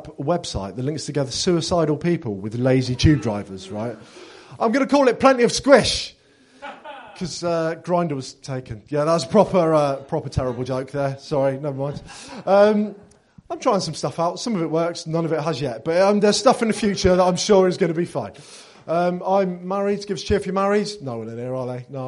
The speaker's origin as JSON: {"language": "English", "town": "Bath", "region": "South West England", "country": "United Kingdom", "said": "I'm from Bath, down the road."}